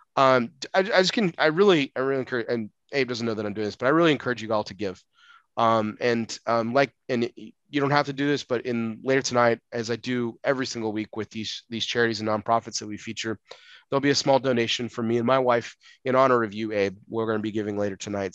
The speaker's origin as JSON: {"language": "English", "region": "Texas", "country": "United States", "tie": "born or raised there", "said": "I grew up in Texas"}